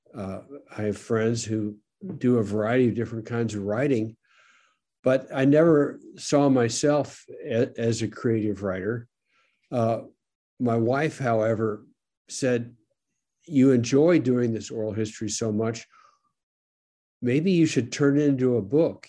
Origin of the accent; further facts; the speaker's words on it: St. Louis, Missouri, United States; I grew up in St. Louis